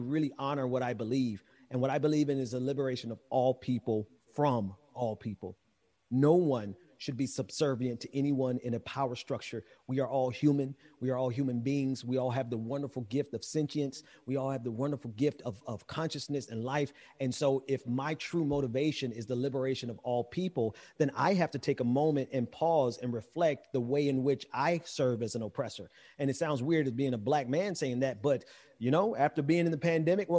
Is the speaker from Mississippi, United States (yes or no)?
yes; Mississippi, United States; I'm from Mississippi, so I'm not from the Caribbean